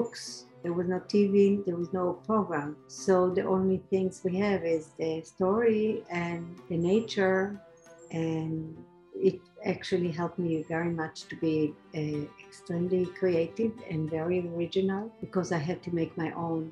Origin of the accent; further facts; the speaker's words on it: Tel Aviv, Tel Aviv District, Israel; now in Fair Lawn, United States; I was born in Tel Aviv, in Israel, at home